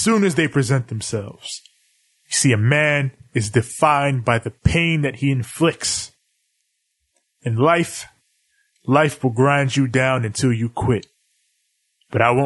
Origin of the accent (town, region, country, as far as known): New York, United States